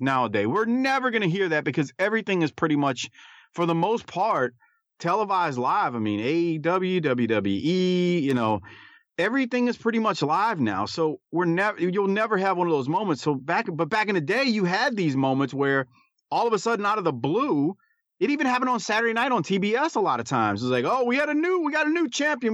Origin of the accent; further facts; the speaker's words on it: Deep South, United States; growing up in the Deep South where it was you know, ridiculously hot and humid